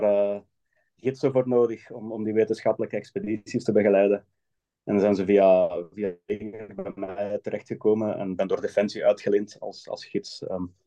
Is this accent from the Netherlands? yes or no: no; Hoegaarden, Flanders, Belgium; moved away as an adult; now in Switzerland; ik kom uit Hoegaarden in België. Daar heb ik altijd gewoond, maar momenteel in het buitenland.